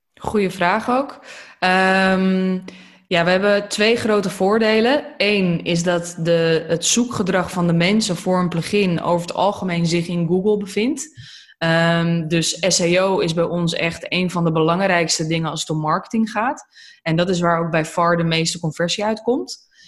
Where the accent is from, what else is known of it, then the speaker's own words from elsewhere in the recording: Almere, Flevoland, Netherlands; also born or lived in Aalsmeer; now in Lelystad, Netherlands; Ik ben eh, geboren in Alsmeer, getogen in Almere en inmiddels verhuisd naar Lelystad.